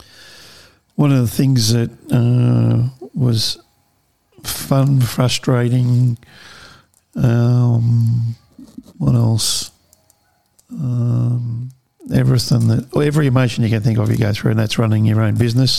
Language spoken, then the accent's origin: English; Melton, Victoria, Australia; So born and bred in Australia, in Melbourne, grew up in a little town called Melton, which is out west.